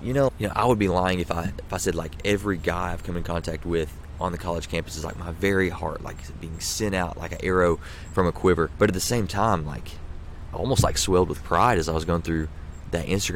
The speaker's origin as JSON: {"language": "English", "town": "Pikeville", "region": "Kentucky", "country": "United States", "tie": "born or raised there", "said": "Pikeville's actually my hometown"}